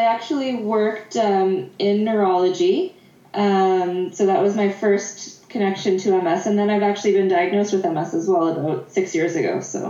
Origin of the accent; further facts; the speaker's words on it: Prince Edward Island, Canada; moved away as an adult; also born or lived in Charlottetown; now in Edmonton, Canada; when I grew up in Prince Edward Island, so I moved into Charlottetown